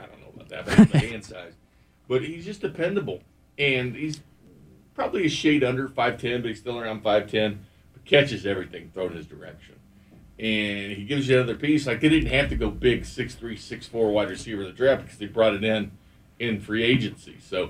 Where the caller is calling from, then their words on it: Kansas City, Missouri, United States; I'm calling from Kansas City